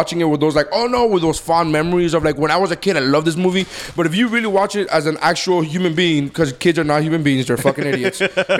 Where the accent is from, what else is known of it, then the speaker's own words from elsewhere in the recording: United States; we're American